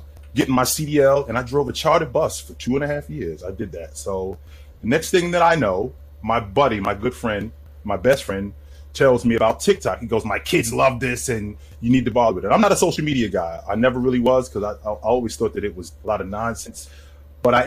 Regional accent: Jersey City, New Jersey, United States; moved away as an adult; also born or lived in Burlington, Vermont / Utah; I was born in Jersey City, New Jersey. I grew up there

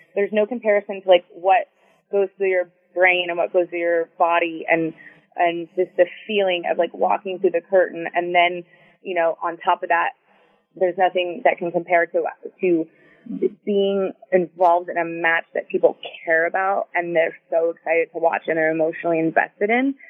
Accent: Houston, Texas, United States; moved away as an adult; also born or lived in Tampa, Florida; now in South Florida, United States; I'm from Houston. I had never lived anywhere else

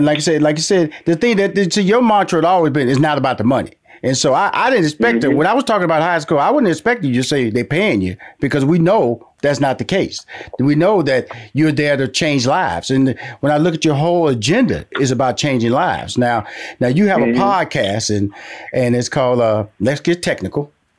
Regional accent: Houston, Texas, United States; now in Atlanta, United States; See, I'm based in Atlanta right now, but I'm from Houston, Texas.

